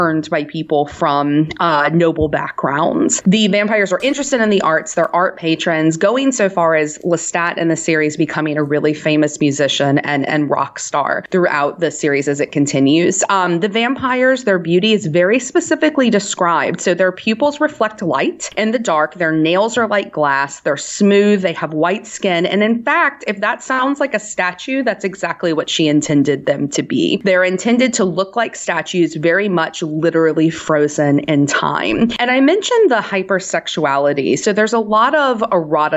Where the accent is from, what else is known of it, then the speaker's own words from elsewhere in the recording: New Orleans, Louisiana, United States; I'm from New Orleans